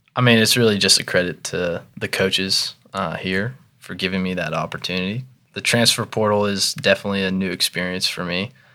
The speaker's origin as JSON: {"language": "English", "town": "Irvine", "region": "California", "country": "United States", "tie": "born or raised there", "also_born_or_lived": "Jacksonville, North Carolina", "moved": "yes", "said": "I'm actually from Southern California"}